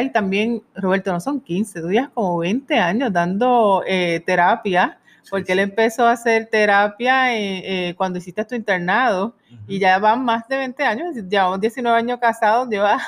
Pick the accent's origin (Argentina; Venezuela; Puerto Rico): Puerto Rico; also born or lived in Pennsylvania / Spain; en Puerto Rico, que es donde residimos y somos puertorriqueños